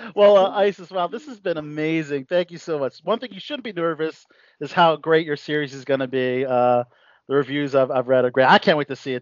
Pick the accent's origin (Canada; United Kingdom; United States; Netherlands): United States; Baltimore County, Maryland; I'm from Baltimore County.